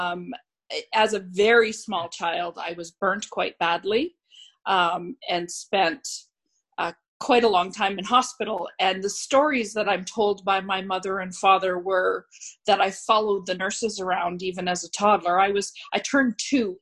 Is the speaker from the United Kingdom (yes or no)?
yes; Scotland, United Kingdom; now in Canada; as a Scotswoman